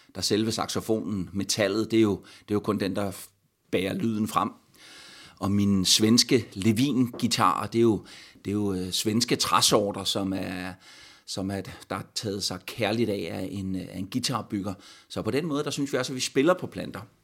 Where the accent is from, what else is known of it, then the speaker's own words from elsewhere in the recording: Stubbekøbing, Zealand, Denmark; min barndom i Stubekøbing